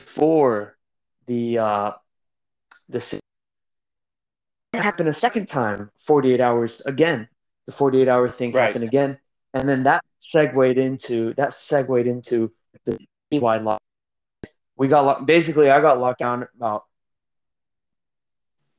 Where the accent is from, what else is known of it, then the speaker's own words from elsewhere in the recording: West Coast, United States; now in Shanghai, China; I'm from the West Coast.